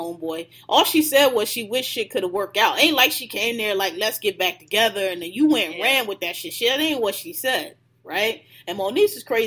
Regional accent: Philadelphia, Pennsylvania, United States; I'm from Philly too

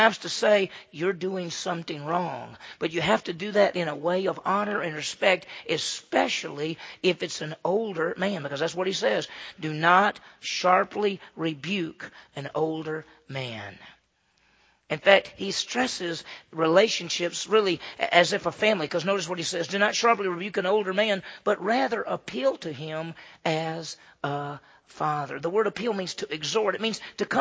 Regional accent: Meridian, Mississippi, United States; I grew up in the South, right? I grew up in Meridian, Mississippi.

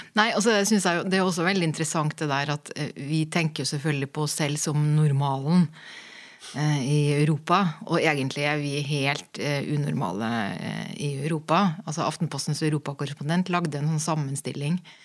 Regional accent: Norway; moved away as an adult; also born or lived in Berlin; jeg kommer jo fra Norge

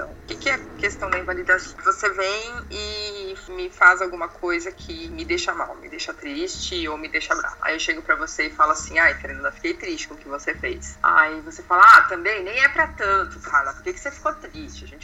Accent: Brazil; E que eu sou brasileira, portanto, eu gosto de samba, feijoada, futebol, carnaval, praia, calor.

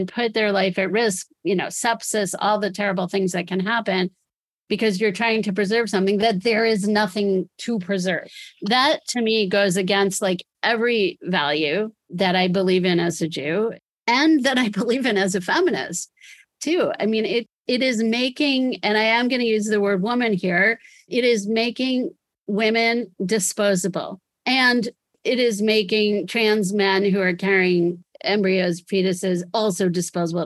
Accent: United States; to me as an American

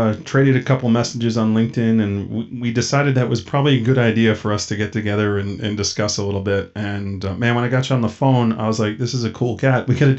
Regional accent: East Coast, United States; I'm from the East Coast.

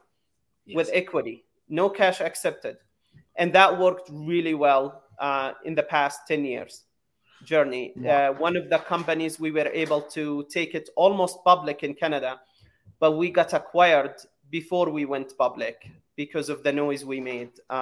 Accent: Jerusalem, Palestine; moved away as an adult; also born or lived in San Francisco, United States; now in United States; I was born in Jerusalem, and at 7 years old, I had a dream to come to the U.S. to follow the American dream

